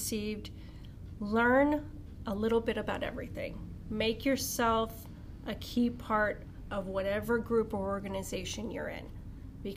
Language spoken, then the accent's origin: English; Wilkes-Barre, Pennsylvania, United States; also born or lived in Italy; I was raised over in Wilkes-Barre, Pennsylvania